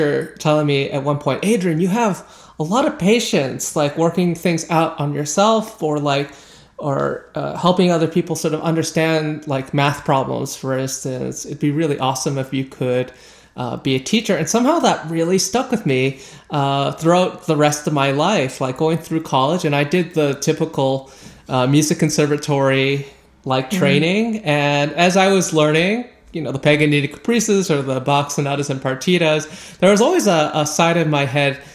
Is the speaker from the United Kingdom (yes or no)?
no; Canada; a Canadian who's working within this intersection of classical music and social justice